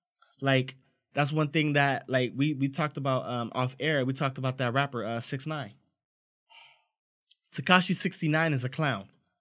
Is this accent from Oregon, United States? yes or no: no; Los Angeles, California, United States; growing up in South Central, it's a lot of cats that I seen make the wrong choice, got caught up in a gang life.